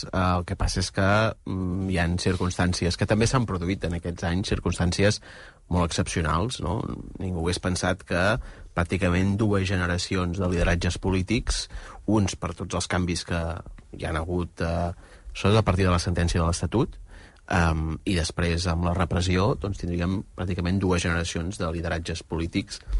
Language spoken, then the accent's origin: Catalan; Pineda de Mar, Catalonia, Spain; jo que sóc de Pineda